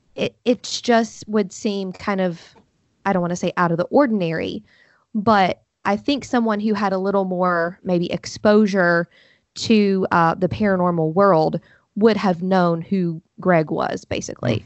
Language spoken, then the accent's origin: English; Huntington, West Virginia, United States; I'm from Huntington, West Virginia. So I grew up, you know, forty-five minutes from Point Pleasant